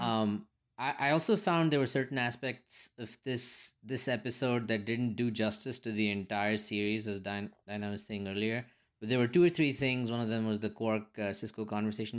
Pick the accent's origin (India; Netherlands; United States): India; as an Indian